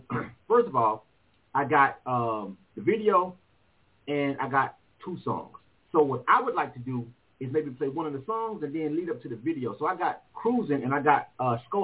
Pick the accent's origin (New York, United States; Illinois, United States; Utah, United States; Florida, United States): Florida, United States; Panama City; moved away as an adult; now in Atlanta, United States; Being from Florida myself